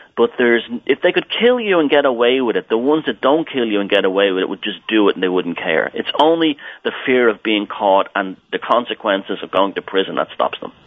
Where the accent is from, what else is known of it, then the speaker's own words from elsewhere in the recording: Ireland; as a little boy in Ireland, I was growing up when the troubles here, what they called the troubles here, were going on in Northern Ireland. Even though I grew up in Southern Ireland